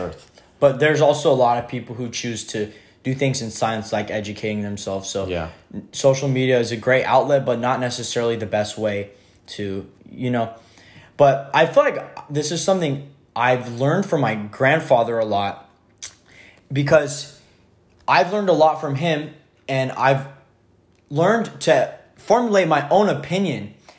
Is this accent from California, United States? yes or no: yes; Merced, California, United States; growing up in Merced is so diverse and there's so many different races here